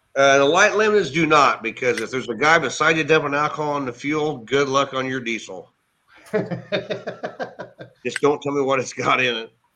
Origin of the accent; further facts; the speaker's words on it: Cowden, Illinois, United States; now in Effingham, United States; I'm actually from Cowden, which is okay. about 25 miles northwest of here